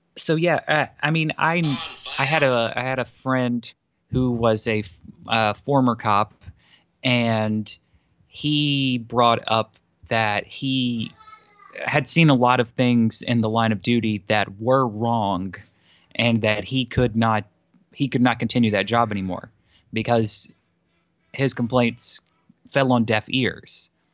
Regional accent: South Georgia, United States; from my hometown and the counties next to me

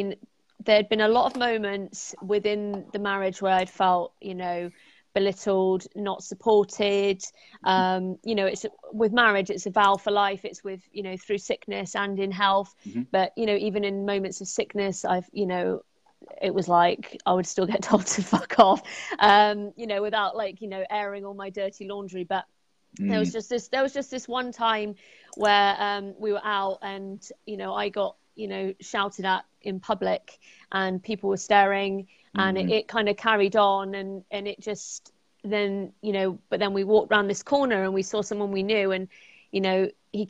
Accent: Bristol, South West England, United Kingdom; I'm from Bristol in the United Kingdom

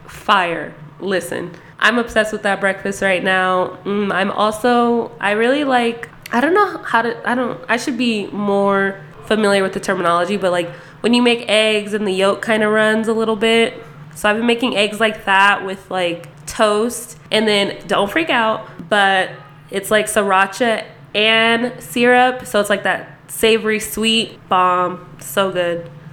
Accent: Las Vegas, Nevada, United States; I definitely wasn't born here, but I lived here since I was six. So I'm Vegas raised

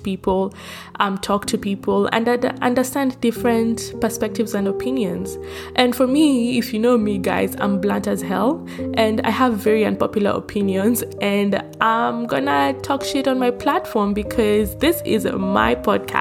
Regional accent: Nairobi, Kenya; moved away as an adult; now in Australia; I am born and raised in Nairobi, Kenya.

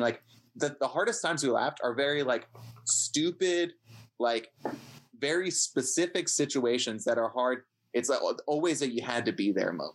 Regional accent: Ohio, United States; us growing up in Ohio or li- still living in Ohio

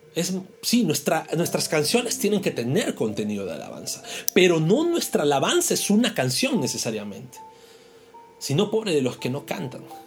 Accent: Peru; como peruanos

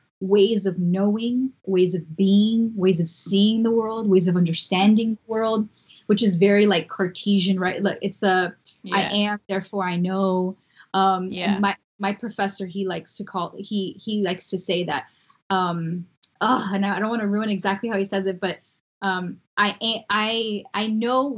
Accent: Miami, Florida, United States; I grew up in Miami, so I didn't grow up in a white context.

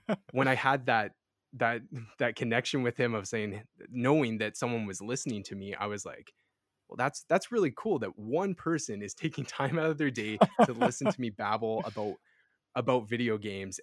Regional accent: Edmonton, Alberta, Canada; I'm from Edmonton, Alberta, Western Canada

